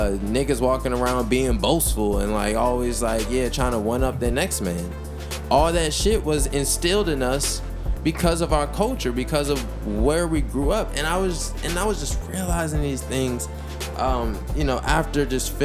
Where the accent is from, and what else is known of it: United States